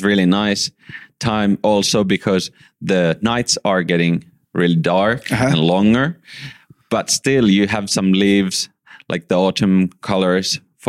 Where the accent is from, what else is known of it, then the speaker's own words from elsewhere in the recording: Järvenpää, Uusimaa, Finland; I grew up in Finland in the southern part, smaller town called Järvenpää. And that was really like a nice and safe place to grow in.